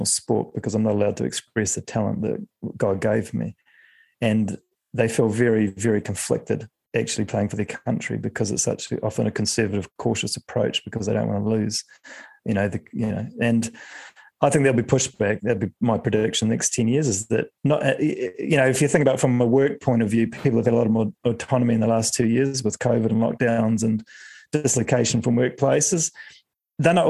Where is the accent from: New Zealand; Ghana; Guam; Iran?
New Zealand; I grew up as a Kiwi